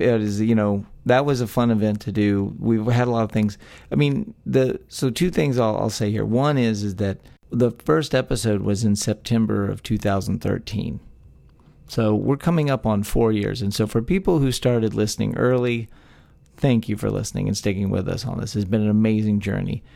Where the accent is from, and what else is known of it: Texas, United States; born or raised there